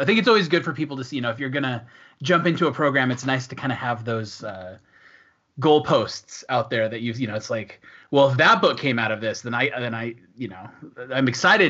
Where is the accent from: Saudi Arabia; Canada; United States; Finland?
United States; Washington; moved away as an adult; now in Switzerland; Yeah, for me, I'm from Washington State